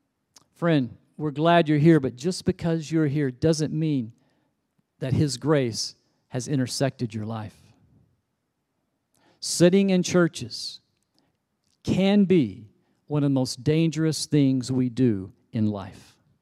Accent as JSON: {"language": "English", "region": "the Bible Belt", "country": "United States", "tie": "born or raised there", "said": "You know, back in the day, I grew up in the Bible Belt."}